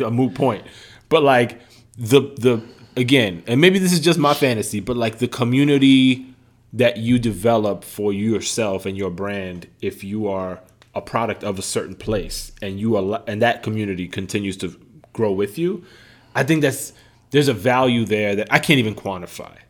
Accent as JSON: {"language": "English", "town": "New York City", "region": "New York", "country": "United States", "tie": "born or raised there", "said": "growing up in the Bronx"}